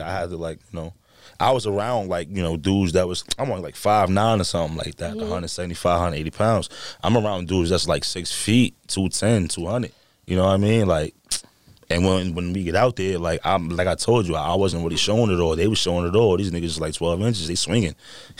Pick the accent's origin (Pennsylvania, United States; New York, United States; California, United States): New York, United States; Bronx; Like, I lived on 175 McCombs, so we, like, took the 4 line all the way down